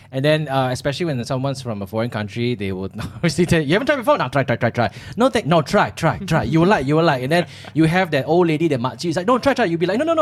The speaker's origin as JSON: {"language": "English", "country": "Malaysia", "also_born_or_lived": "Australia"}